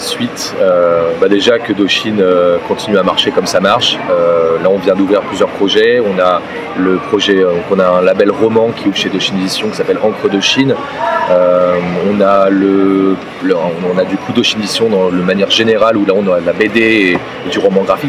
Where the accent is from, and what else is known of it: France